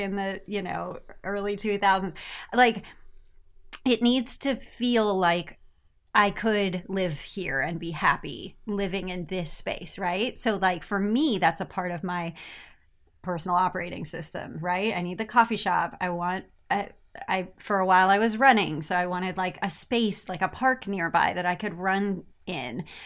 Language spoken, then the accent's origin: English; United States; moved away; I am American